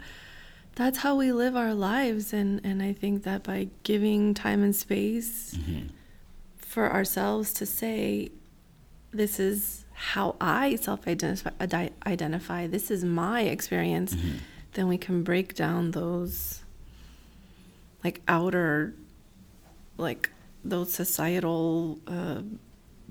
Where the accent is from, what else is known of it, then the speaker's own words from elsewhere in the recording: California, United States; we're still Californian.